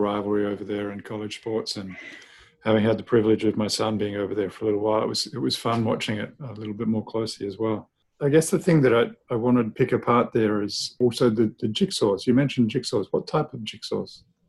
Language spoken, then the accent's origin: English; New Zealand; Actually got one of New Zealand right behind me, my home country.